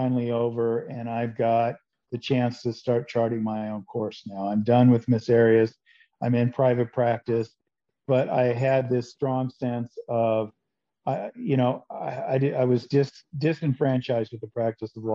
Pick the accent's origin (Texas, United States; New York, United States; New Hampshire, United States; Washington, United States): Washington, United States; Seattle; now in Phoenix, United States; I grew up in Seattle